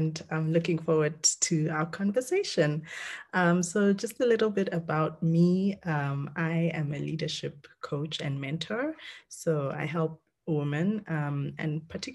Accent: South Africa; also born or lived in Kenya; I'm Kenyan born, but raised in South Africa and went to school there and then started working there.

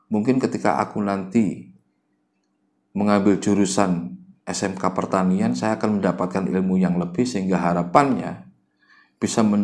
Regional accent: Java, Indonesia; kadang-kadang kita ini orang Jawa suka terlalu merendah

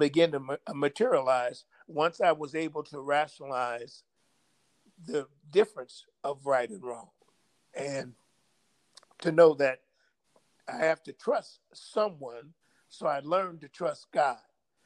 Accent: Los Angeles, California, United States; now in Desert Hot Springs, United States; I was raised in South Central Los Angeles, which was predominantly black

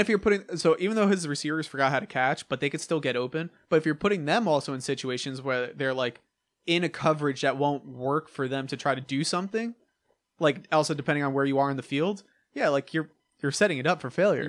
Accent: New York, United States; I'm from New York

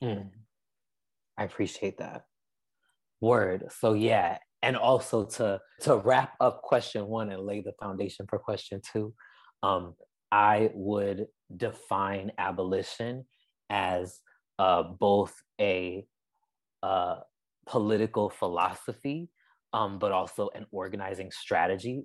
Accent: Amherst, Massachusetts, United States; I'm originally from Amherst, Massachusetts. Um, that's where I spent most of my young life

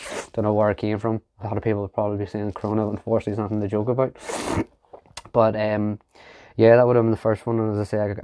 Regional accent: Ireland; I'm from Ireland

